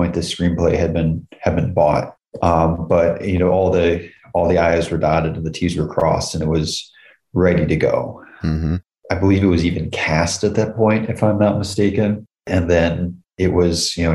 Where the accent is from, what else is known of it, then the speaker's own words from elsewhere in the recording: upstate New York, United States; I was actually running for mayor of my hometown in upstate New York